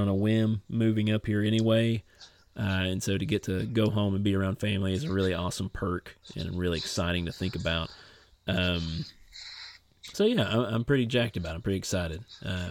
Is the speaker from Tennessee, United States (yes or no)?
no; Martin County, Appalachian Mountains, Kentucky, United States; moved away; my hometown. Yeah, we got talking about Martin County